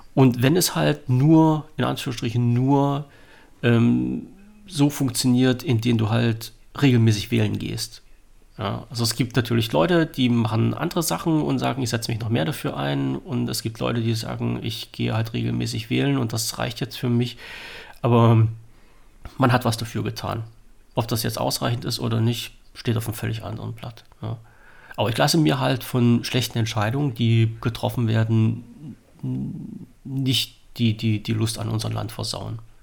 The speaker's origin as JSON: {"language": "German", "country": "Germany", "tie": "born or raised there", "said": "ich bin in Deutschland geboren, meine Vorfahren"}